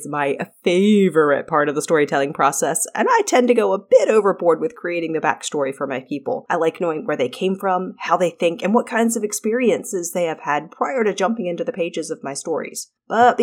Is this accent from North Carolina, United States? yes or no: yes; North Carolina, United States; also born or lived in Arizona; I was born in Arizona but grew up in North Carolina. I was two when we moved here